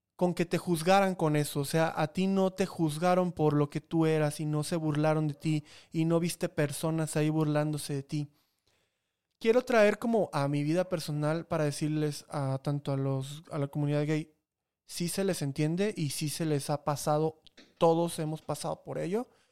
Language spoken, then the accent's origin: Spanish; Chiapas, Mexico; now in Mexico City, Mexico; allá de donde vengo que ni siquiera es de Veracruz, es de Chiapas